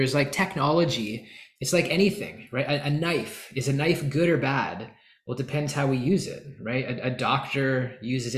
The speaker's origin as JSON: {"language": "English", "country": "Canada", "said": "I'm from Canada."}